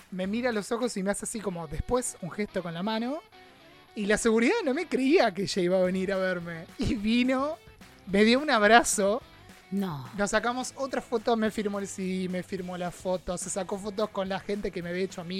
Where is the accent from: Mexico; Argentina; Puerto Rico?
Argentina; representación argentina